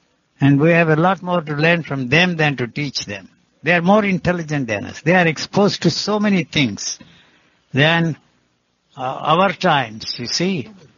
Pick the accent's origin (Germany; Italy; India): India; English is a second language; moved away; also born or lived in Switzerland / United States; I came from India. I have spent more time in the Western countries, in America, and in Switzerland, everywhere.